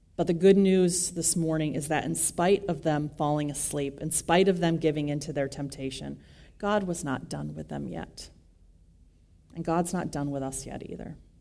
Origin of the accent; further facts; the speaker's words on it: West Michigan, United States; I grew up in West Michigan